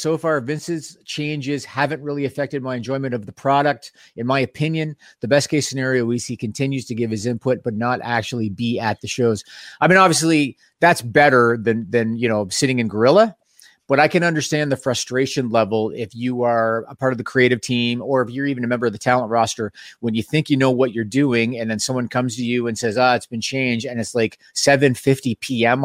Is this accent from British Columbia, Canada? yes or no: no; Toronto, Ontario, Canada; Being Canadian and and being from Toronto